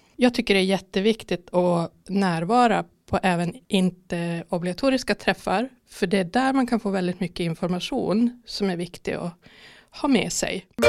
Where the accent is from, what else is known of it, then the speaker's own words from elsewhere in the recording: Mariestad, Västra Götaland, Sweden; moved away as an adult; now in Skövde, Sweden; jag kommer från Mariestad tidigare